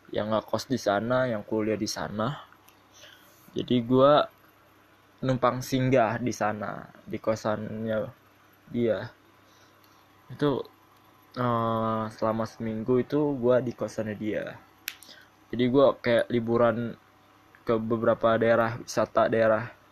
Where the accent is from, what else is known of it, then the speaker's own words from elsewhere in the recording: South Tangerang, Banten, Indonesia; Gua asli Tangerang Selatan